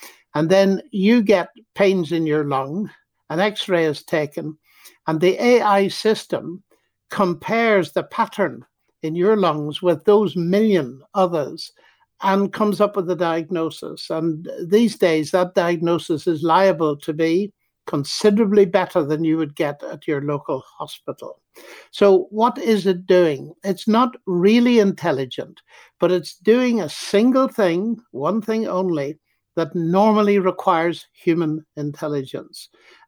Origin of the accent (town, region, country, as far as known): Ireland